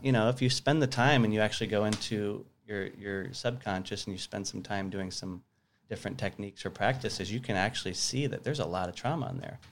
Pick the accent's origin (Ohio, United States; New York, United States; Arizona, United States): Arizona, United States; Tucson; also born or lived in Sierra Vista, Arizona / Flagstaff, Arizona / Phoenix, Arizona; born in Tucson, lived there till I was fifteen, then I moved to Sierra Vista, which is a small town in southern Arizona.